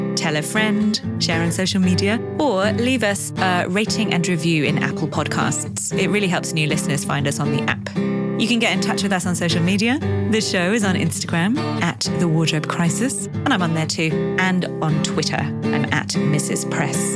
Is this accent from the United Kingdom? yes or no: yes; the north of England, United Kingdom; I grew up in Britain